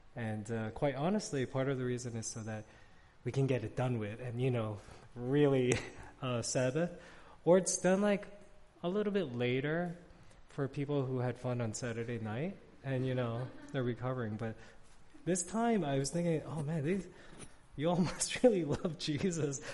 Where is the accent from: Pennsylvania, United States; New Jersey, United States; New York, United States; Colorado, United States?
New York, United States; New York City; now in Arlington, Virginia, United States; I grew up in New York City